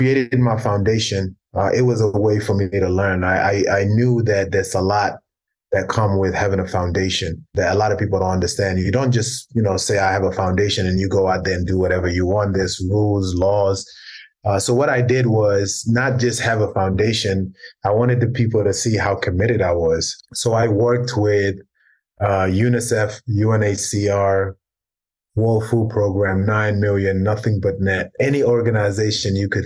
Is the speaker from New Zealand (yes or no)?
no; London, United Kingdom; also born or lived in South Sudan; a group of guys that I grew up with in London